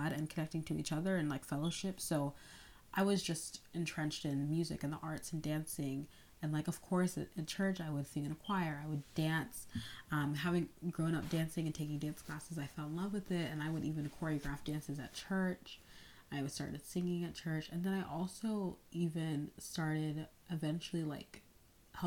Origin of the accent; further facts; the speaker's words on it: North Carolina, United States; I grew up in North Carolina, but I'm the daughter of Nigerian immigrants